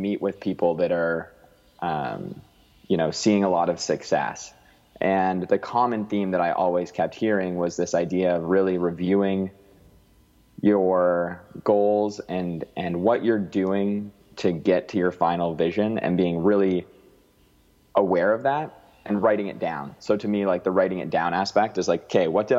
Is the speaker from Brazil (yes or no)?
no; Alberta, Canada; now in Vancouver, Canada; I grew up in Alberta where it's so sunny all the time.